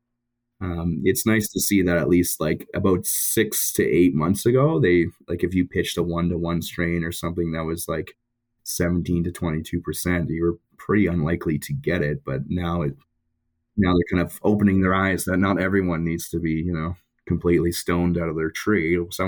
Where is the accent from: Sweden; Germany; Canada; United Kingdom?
Canada; Ontario; Yeah, I'm originally from Ontario.